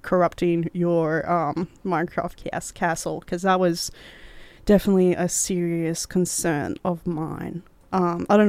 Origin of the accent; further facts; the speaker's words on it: Cairns, Queensland, Australia; my hometown, Cairns